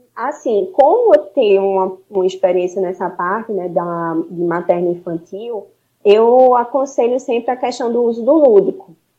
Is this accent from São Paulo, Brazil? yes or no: no; Recife, Pernambuco, Brazil; Sou daqui de Recife, uma cidade linda, maravilhosa